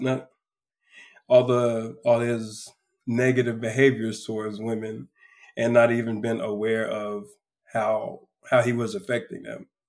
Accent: close to Houston, South Texas, United States; I am a man from South Texas, uh, close to Houston, be exact. I'm a country boy. grew up basically on the water every weekend

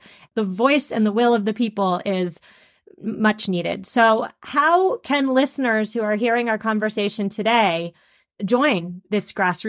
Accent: Massachusetts, United States; I'm from Massachusetts.

